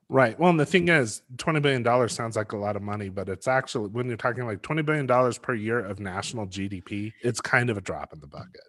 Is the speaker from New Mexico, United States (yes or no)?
yes; Los Alamos, New Mexico, United States; I grew up in Los Alamos, which is a low crime, small town